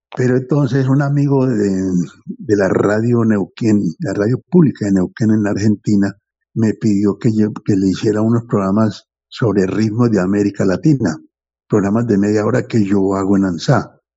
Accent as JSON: {"language": "Spanish", "town": "Anzá", "region": "Antioquia", "country": "Colombia", "tie": "born or raised there", "also_born_or_lived": "Medellín, Colombia", "said": "yo nací en, el, en Anzá, un pueblito del occidente de Antioquia, pero a los 10 años me llevaron para Medellín"}